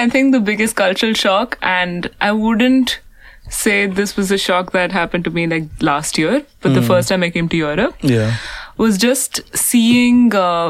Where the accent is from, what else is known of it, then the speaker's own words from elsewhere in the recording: India; moved away as an adult; now in Paris, France; I'm from India as well.